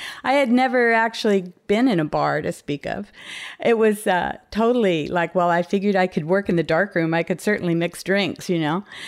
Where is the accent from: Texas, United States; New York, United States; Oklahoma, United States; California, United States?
California, United States; Compton; moved away as an adult; also born or lived in Long Beach / San Francisco; I was born and raised in Compton in Southern California